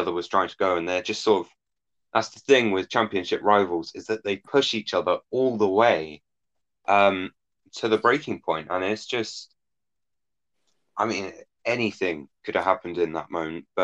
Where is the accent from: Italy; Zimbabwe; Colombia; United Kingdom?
United Kingdom; I am British